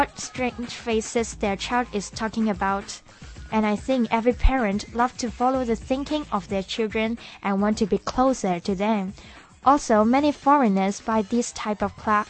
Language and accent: English; Hong Kong; we have our local trendy expressions of our own city